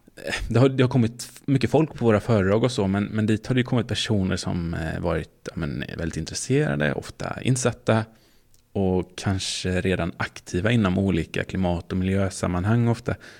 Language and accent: Swedish; Småland, Sweden; som är från Småland